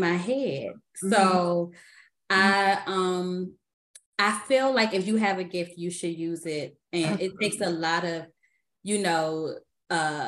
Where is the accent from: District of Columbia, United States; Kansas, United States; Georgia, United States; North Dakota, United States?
District of Columbia, United States; Washington; accent: D.C.; now in Maryland, United States; I am from the Washington, D.C. area. Mm-hmm. And everybody always talk about my D.C. accent.